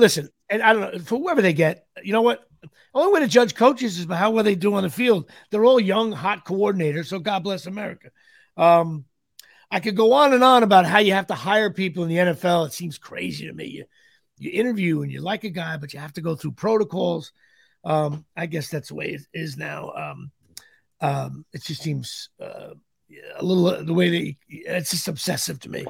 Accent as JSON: {"language": "English", "town": "Woodbridge Township", "region": "New Jersey", "country": "United States", "tie": "born or raised there", "said": "it's in my hometown. Uh, you know, I'm from Woodbridge Township."}